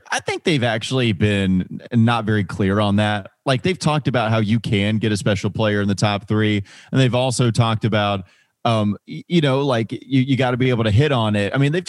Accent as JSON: {"language": "English", "region": "North Carolina", "country": "United States", "said": "Yeah, I'm from Catawba County."}